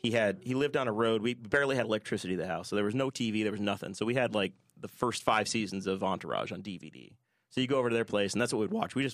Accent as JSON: {"language": "English", "region": "New York", "country": "United States", "said": "my passport says I'm from New York. Okay, I am a New Yorker."}